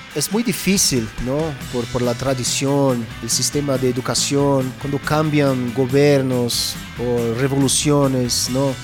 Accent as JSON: {"language": "Spanish", "country": "Brazil", "tie": "born or raised there", "said": "yo crecí en Brasil en los 70, Yo fui a escuela en los 70"}